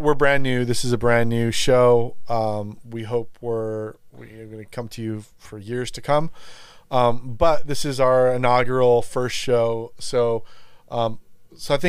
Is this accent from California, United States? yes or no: yes; Los Angeles, California, United States; now in Texas, United States; I grew up in California, in L.A. Like I said, grew up surfing and around the ocean